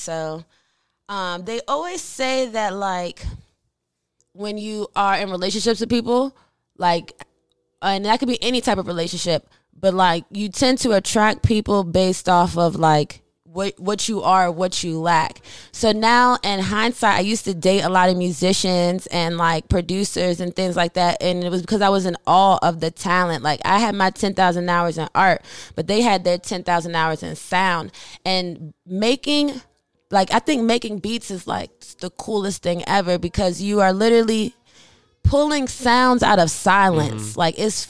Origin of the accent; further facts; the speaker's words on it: Germany; Like, so I grew up in Germany. I was born and raised in Germany. My dad's in the military.